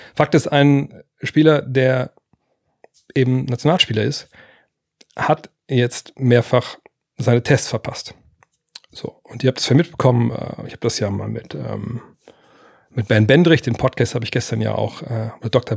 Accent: Lower Saxony, Germany; also für mich als Niedersachse und einer, der in Wolfsburg sitzt

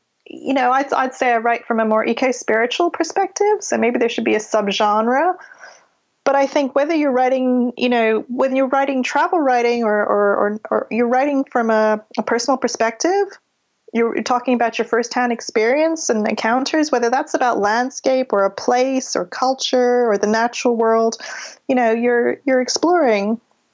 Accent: Canada; accent: a touch of a Canadian accent; also born or lived in London, United Kingdom; now in United Kingdom; I was born in London. I grew up in Canada. I moved there when I was 7.

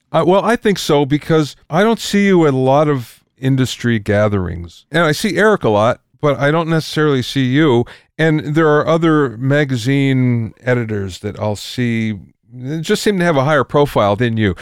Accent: Pennsylvania, United States; now in California, United States; I came from Pennsylvania originally

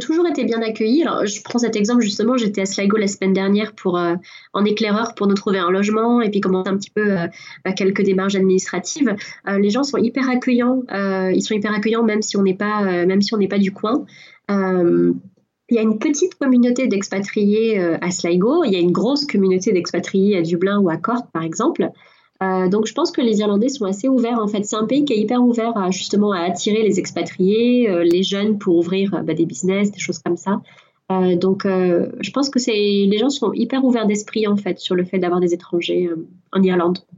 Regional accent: France; moved away as an adult; now in Ireland

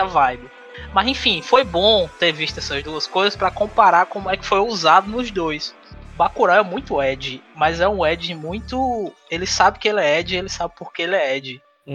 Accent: São Miguel do Gostoso, Rio Grande do Norte, Brazil; moved away as an adult; also born or lived in São Paulo; now in Fortaleza, Brazil; Quando eu tinha 7 anos de idade, por questão de saúde e outras coisas, meus pais voltaram para RN

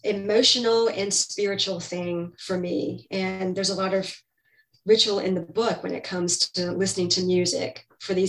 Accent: Greenville, North Carolina, United States; moved away as an adult; also born or lived in San Francisco Bay Area; East Carolina University, which was in my hometown

